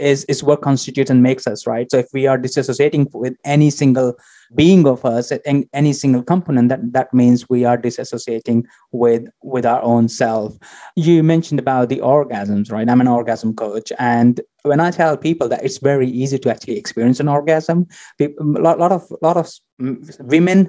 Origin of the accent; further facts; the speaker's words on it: India; moved away; originally I come from India, so you can imagine how much conservatism culture I grew up